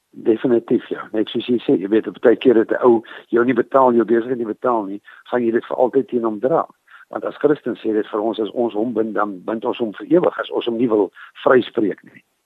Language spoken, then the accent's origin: Afrikaans; Prieska, Northern Cape, South Africa; moved away as an adult; also born or lived in Carnarvon; ek het groot geword aan Priska in die Karoo. Ehm um, ek is gebore in Karnavan. So ek is maar 'n boerling van die Karoo.